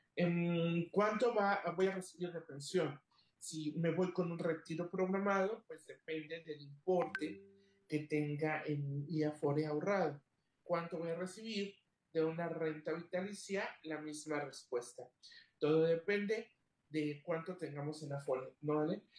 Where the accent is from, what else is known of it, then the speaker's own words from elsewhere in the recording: Mexico; quienes somos mexicanos